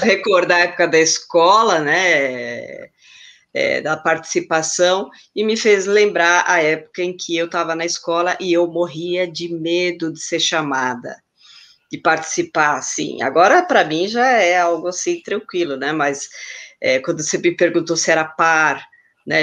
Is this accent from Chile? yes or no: yes; Chile; now in São Paulo, Brazil; eu nasci no Chile, mas eu moro aqui em São Paulo, no ABC